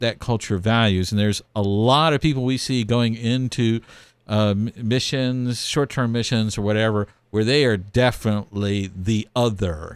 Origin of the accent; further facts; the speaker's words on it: Texas, United States; growing up in Texas